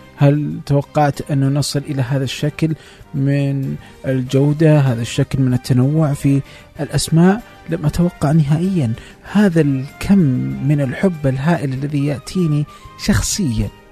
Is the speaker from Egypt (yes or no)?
no; Saudi Arabia; عندنا في السعودية